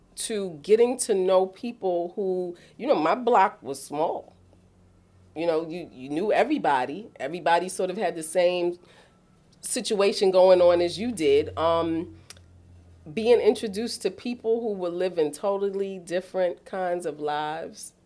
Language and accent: English; New York City, New York, United States; moved away as an adult; now in Delaware, United States; born and raised in East Harlem